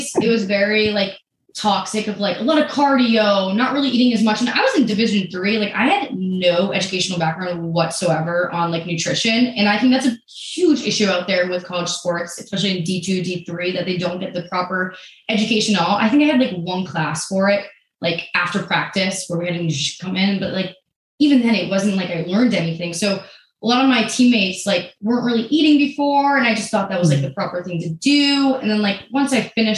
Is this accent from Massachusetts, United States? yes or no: yes; Boston, Massachusetts, United States; moved away as an adult; now in Texas, United States; I'm from Boston